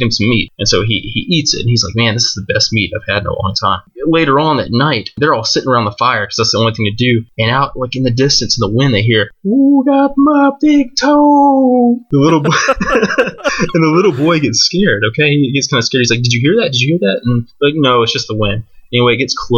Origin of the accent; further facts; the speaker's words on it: Mississippi, United States; I grew up in Mississippi